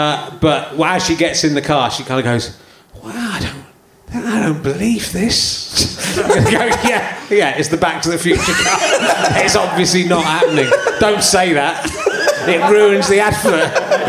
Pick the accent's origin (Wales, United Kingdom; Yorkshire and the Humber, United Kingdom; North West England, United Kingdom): Yorkshire and the Humber, United Kingdom; born there; So I've lived all over the place. I was born in Yorkshire.